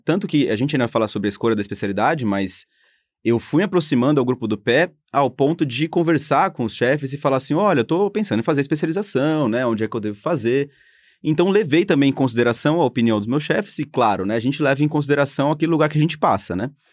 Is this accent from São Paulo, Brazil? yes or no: yes; São Paulo, Brazil; Eu sou de São Paulo